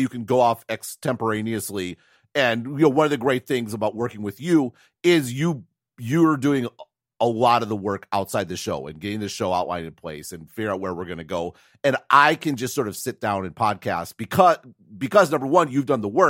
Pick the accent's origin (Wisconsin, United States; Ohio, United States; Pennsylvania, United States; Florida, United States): Wisconsin, United States; accent: Wisconsin; did change my pronunciation so I could teach it correctly. And then I felt a little bad. I was losing my accent. It was kind of a bummer.